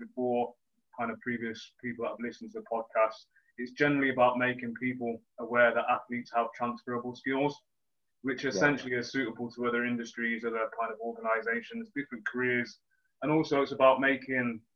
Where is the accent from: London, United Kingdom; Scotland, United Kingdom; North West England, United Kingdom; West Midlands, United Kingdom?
West Midlands, United Kingdom; Leamington Spa; I'm from Leamington